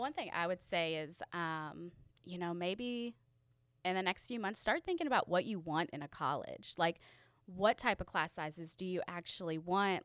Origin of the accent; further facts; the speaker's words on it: Louisville, Kentucky, United States; I'm from Louisville, uh, Kentucky